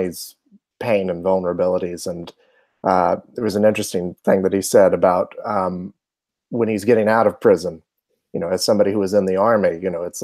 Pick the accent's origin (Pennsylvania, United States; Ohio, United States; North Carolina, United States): North Carolina, United States; Charlotte; I'm from Charlotte, North Carolina